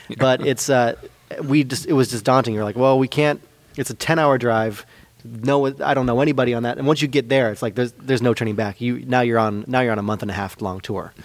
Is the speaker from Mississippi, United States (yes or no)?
no; Petaluma, California, United States; as a youth in Petaluma, I grew up in Petaluma, Petaluma High